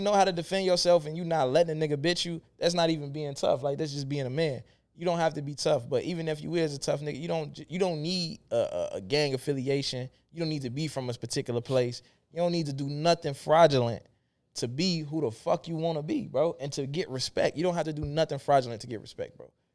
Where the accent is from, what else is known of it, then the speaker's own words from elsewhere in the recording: Chicago, Illinois, United States; when I was in the city